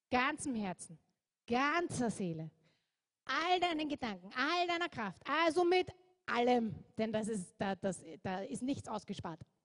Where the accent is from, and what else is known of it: Austria